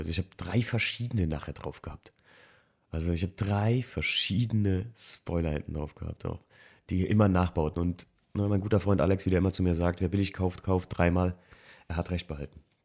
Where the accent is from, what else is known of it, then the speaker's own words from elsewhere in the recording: Alken, Rhineland-Palatinate, Germany; also born or lived in Frankfurt; Alken, wo ich aufgewachsen bin